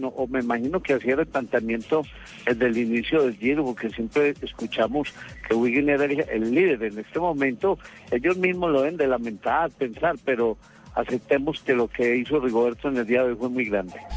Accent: Colombia; Nosotros como colombianos

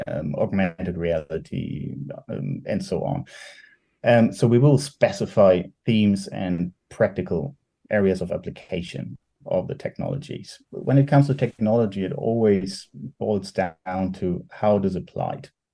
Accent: Germany; I'm from Germany

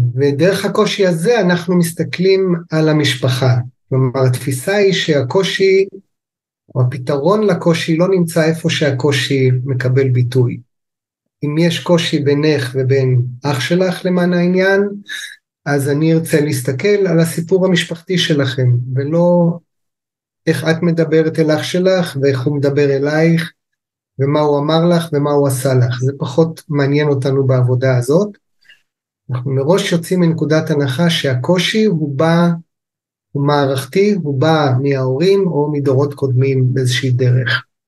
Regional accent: Kibbutz Amiad, Northern District, Israel; also born or lived in England / United States / Japan; now in Lehavot HaBashan, Israel; אני במקורי יליד קיבוץ עמיעד

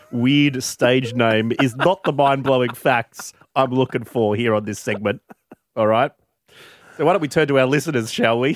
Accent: Warrnambool, Victoria, Australia; Warrnambool, my hometown

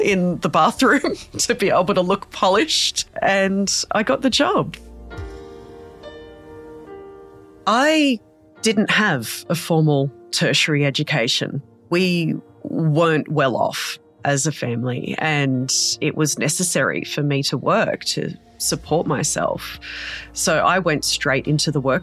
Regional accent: Darug and Gundungurra country, New South Wales, Australia; born or raised there

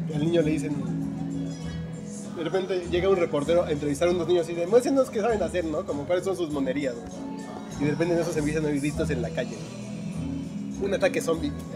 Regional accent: Mexico; yo vengo de México

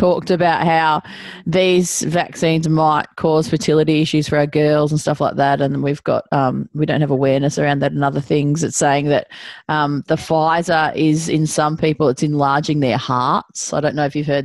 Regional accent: Melbourne, Victoria, Australia; I'm originally from Brighton in Melbourne

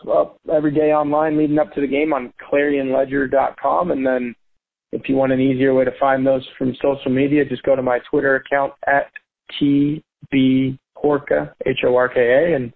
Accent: Texas, United States; moved away as an adult; now in Starkville, United States; I grew up in Texas and went to the University of Texas

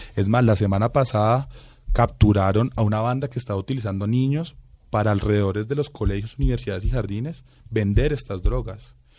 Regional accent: Bogotá, Colombia; mi hermano y yo sí somos rolitos

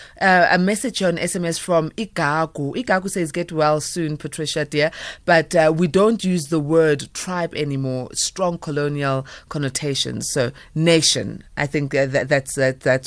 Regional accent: South Africa; us as South Africans

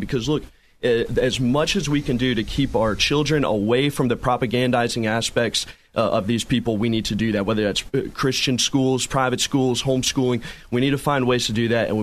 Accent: Sorrento, Florida, United States; also born or lived in Apopka, Florida; I grew up first in Apopka and then moved to Sorrento as a kid

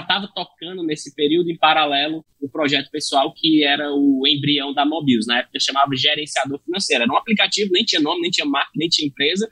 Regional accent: Fortaleza, Ceará, Brazil; eu sou de Fortaleza, né, sou natural de Fortaleza, Ceará

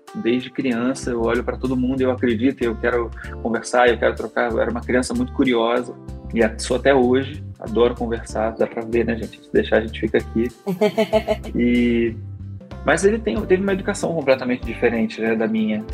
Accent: Petrópolis, Rio de Janeiro, Brazil; now in Rio de Janeiro, Brazil; sou de Petrópolis

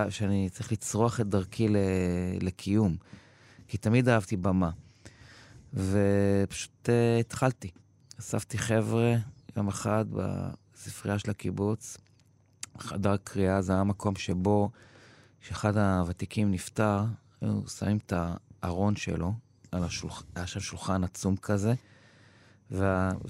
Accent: Givat Brenner, Central District, Israel; נולדתי וגדלתי בקיבוץ גבעת ברנר.

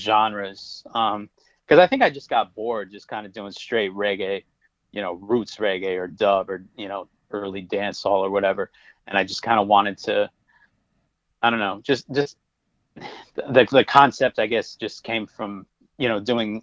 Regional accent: Connecticut, United States; I grew up in Connecticut

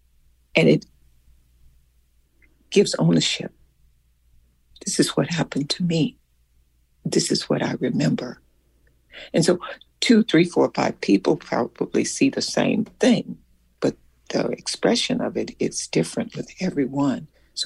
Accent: Selma, Alabama, United States; there was something that had happened in my hometown where I lived in Selma, Alabama.

